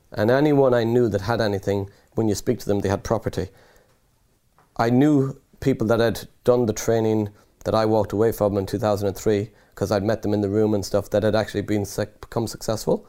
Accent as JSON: {"language": "English", "country": "Ireland", "also_born_or_lived": "London / Nottinghamshire", "accent": "Irish", "moved": "as an adult", "said": "by the accent, I'm Irish, so I was studying in Ireland in university"}